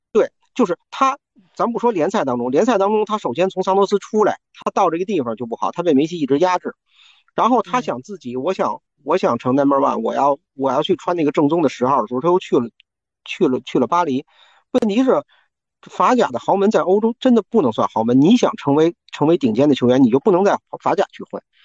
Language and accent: Chinese; China; 我们作为中国人